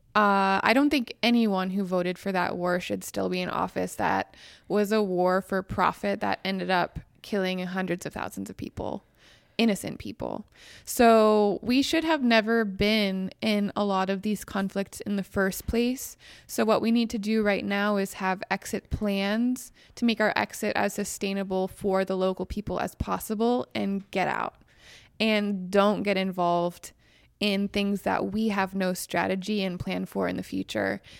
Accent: Western Pennsylvania, United States; moved away; also born or lived in West Virginia; I grew up in Western Pennsylvania in a Republican household

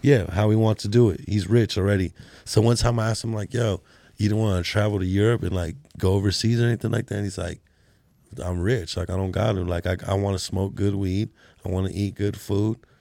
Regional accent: California, United States; moved away; I was from Cali too

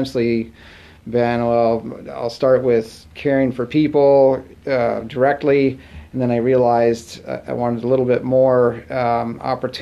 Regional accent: Muscatine, Iowa, United States; also born or lived in Sauk City, Wisconsin; now in Wisconsin, United States; growing up in Muscatine, Iowa

